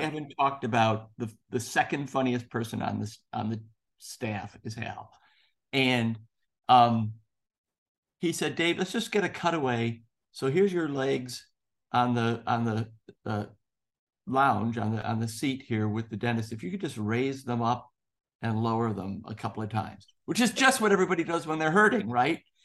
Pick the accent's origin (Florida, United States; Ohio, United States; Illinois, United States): Illinois, United States; Chicago; moved away as an adult; also born or lived in Indiana; I grew up in Chicago. I went to school in Indiana